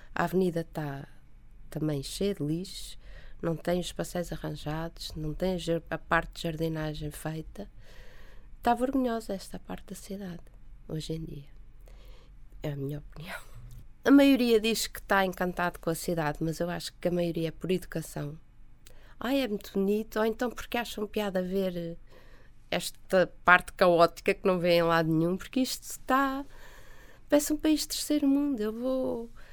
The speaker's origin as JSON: {"language": "Portuguese", "region": "Lisbon", "country": "Portugal", "tie": "born or raised there", "said": "o prédio onde eu nasci"}